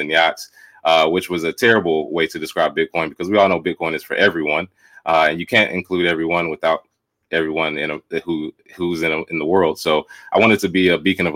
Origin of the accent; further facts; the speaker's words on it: Charlotte, North Carolina, United States; moved away as an adult; now in Los Angeles, United States; I'm originally from Charlotte, North Carolina